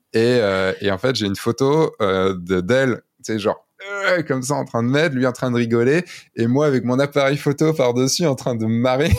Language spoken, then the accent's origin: French; Brittany, France; je viens de Bretagne